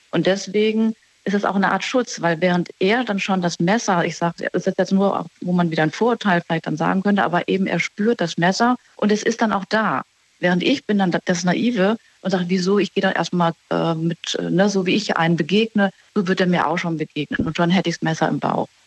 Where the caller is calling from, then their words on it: Baden-Baden, Baden-Württemberg, Germany; Ich bin in Baden-Baden.